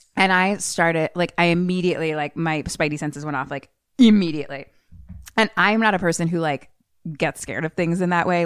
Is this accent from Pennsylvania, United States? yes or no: yes; Philadelphia, Pennsylvania, United States; I grew up in Philly and I have lots of brothers